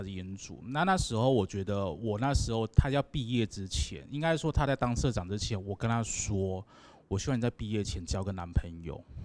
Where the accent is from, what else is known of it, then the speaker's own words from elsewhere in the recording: Taiwan; 我们台湾人很，很团结